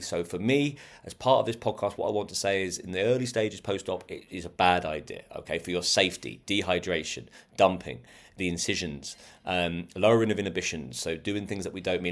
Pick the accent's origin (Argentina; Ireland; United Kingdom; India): United Kingdom; We're British